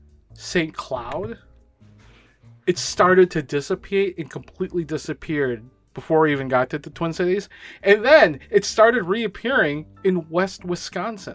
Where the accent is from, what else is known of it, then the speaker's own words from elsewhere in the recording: Philippines; I'm brown, I'm Filipino